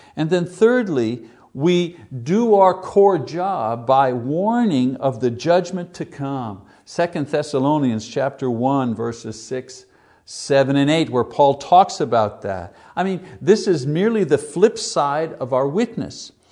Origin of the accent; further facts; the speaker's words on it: Montreal, Quebec, Canada; my hometown in Montreal